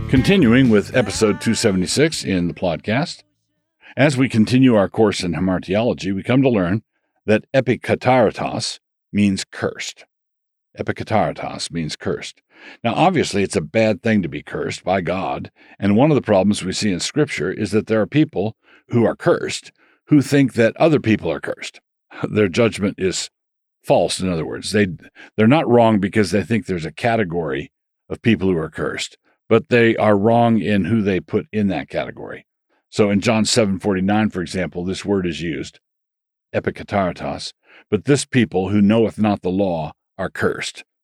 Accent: Annapolis, Maryland, United States; also born or lived in Takoma Park, Maryland; I grew up in Annapolis, Maryland, but this was the year before we moved there

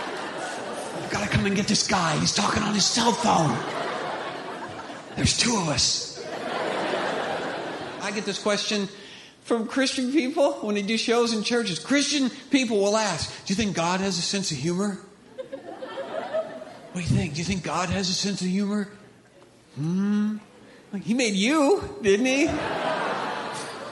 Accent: Indiana, United States; From Indiana

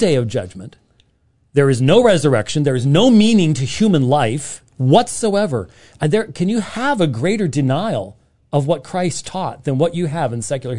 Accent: Scotland, United Kingdom; I'm Scottish, and so Scottish people think the world's going to end all

